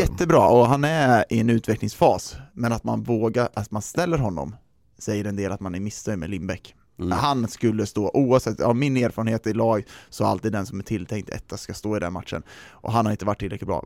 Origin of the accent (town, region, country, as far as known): Sweden